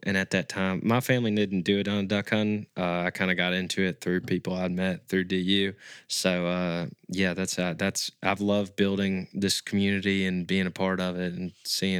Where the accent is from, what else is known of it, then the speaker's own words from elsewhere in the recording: Brandon, Mississippi, United States; I'm originally from Brandon, Mississippi, which is in the Jackson, Mississippi area.